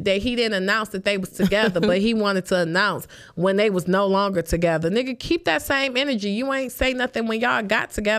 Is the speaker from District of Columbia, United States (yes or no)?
no; Detroit, Michigan, United States; I'm from Detroit